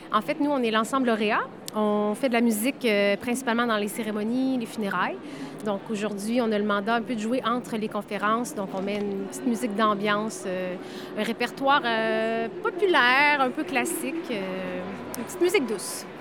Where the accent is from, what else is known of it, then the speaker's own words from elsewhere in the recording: Abitibi, Quebec, Canada; now in Montreal, Canada; je viens d'Abitibi comme Anne et Camille dans le groupe